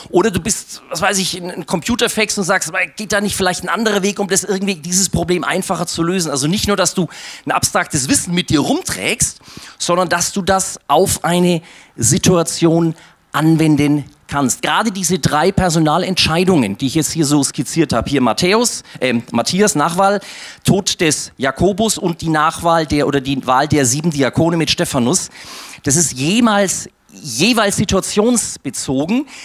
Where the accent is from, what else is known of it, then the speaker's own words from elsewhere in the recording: Nuremberg, Bavaria, Germany; Ich bin in Nürnberg geboren, aufgewachsen, also alles, alles Nürnberg.